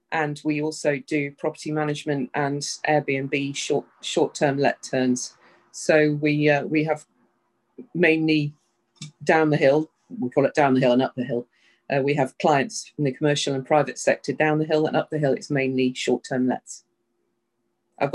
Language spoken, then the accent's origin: English; United Kingdom; moved away as an adult; also born or lived in Southern California; now in United States; I'm British, and I've lived in the States for about 5 years now